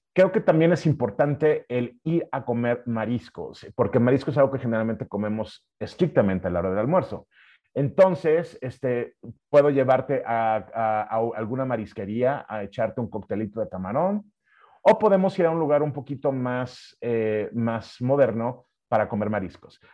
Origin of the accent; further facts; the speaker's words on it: Mexico City, Mexico; also born or lived in United States; somos los, capitalinos